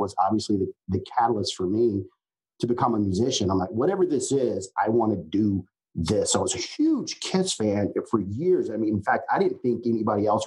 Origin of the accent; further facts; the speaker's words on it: Richmond, Virginia, United States; growing up in Richmond, I mean, or outside of Richmond